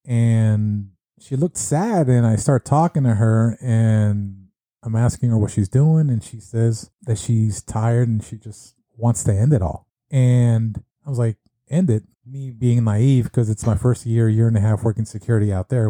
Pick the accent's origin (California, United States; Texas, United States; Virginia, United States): California, United States; moved away as an adult; also born or lived in Las Vegas; I was born and raised in California